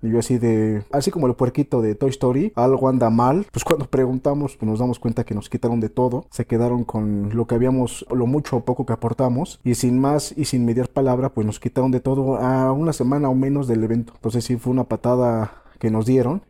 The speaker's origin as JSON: {"language": "Spanish", "country": "Mexico", "tie": "born or raised there", "said": "Aquí en mi ciudad natal"}